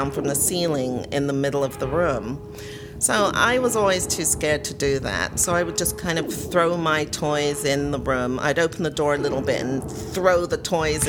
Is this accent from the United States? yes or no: no; London, United Kingdom; moved away; I was born at home in London, England